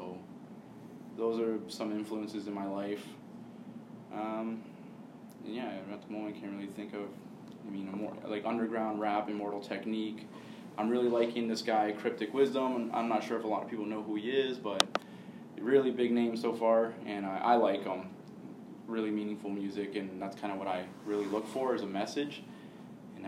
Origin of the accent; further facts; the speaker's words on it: Hamilton, Ontario, Canada; I'm from Hamilton, proud to be from Hamilton, love that city so much, I'm always going to love my city